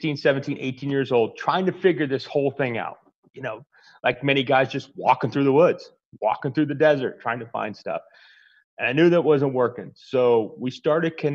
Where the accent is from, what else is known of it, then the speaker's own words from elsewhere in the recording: Arizona, United States; Born and raised in Arizona. I'm actually a third generation Arizona